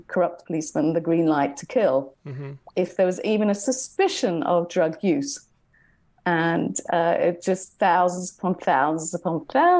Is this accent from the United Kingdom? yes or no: yes; England, United Kingdom; moved away as an adult; now in Philippines; So the context is in the Philippines, obviously my husband and I, he's Dutch, I'm English, we're foreigners here.